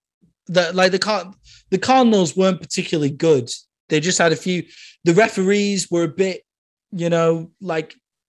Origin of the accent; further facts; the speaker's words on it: United Kingdom; I'm British